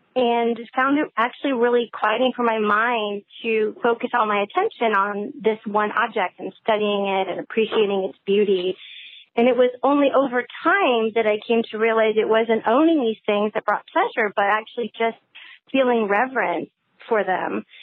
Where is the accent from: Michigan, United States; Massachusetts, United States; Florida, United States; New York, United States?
Michigan, United States; Northport; I'm from Northport, Michigan